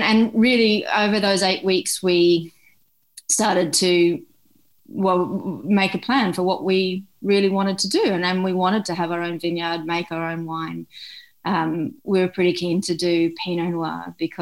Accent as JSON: {"language": "English", "town": "Brisbane", "region": "Queensland", "country": "Australia", "tie": "born or raised there", "moved": "yes", "lives_now": "Huon Valley, Australia", "said": "I grew up in Brisbane, so I went to school in Brisbane"}